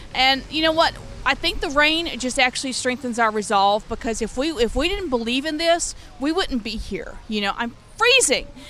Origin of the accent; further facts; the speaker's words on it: Louisiana, United States; now in Los Angeles, United States; I'm originally from Louisiana